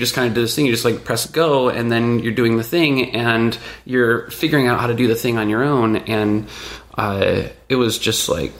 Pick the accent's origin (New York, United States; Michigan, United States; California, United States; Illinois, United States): Michigan, United States; Rural Michigan.